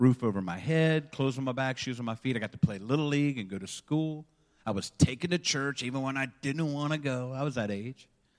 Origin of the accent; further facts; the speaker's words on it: Maryland, United States; born there; I was born in August 1968. You do the math. I'm 75 now. And the moment I was born, I was placed into the hands of an orphanage in Western Maryland.